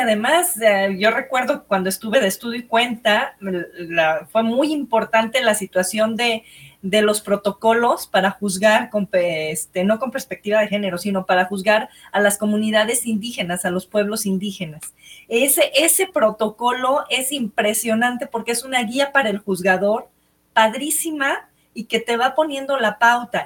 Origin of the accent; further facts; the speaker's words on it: Mexico; como buenos mexicanos